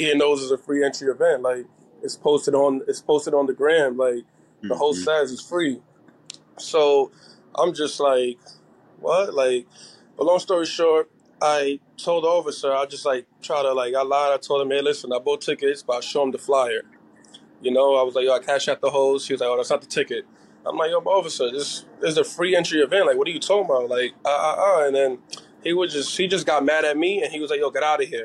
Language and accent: English; New York City, New York, United States; now in New Jersey, United States; I'm originally from Brooklyn and Queens